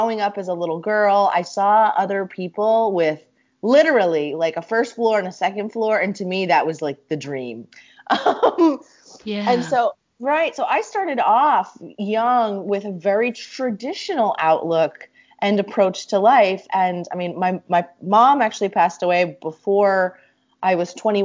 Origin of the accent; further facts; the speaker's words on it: Susquehanna County, Pennsylvania, United States; moved away as an adult; Susquehanna County, Pennsylvania, rural as ever, small town, trailer park. Growing up with a mom